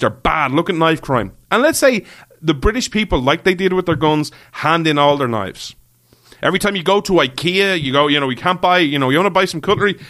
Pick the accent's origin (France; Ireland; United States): Ireland; I'm an Irish guy